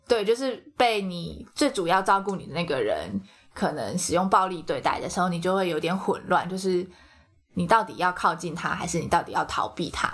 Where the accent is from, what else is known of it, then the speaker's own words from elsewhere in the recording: Taiwan; 我们台湾人